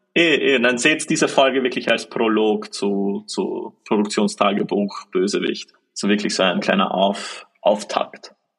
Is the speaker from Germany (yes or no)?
no; Austria; bei uns in Österreich